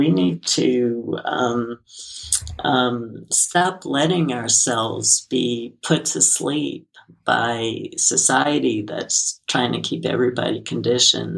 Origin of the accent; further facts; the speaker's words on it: New York City, New York, United States; I grew up in Brooklyn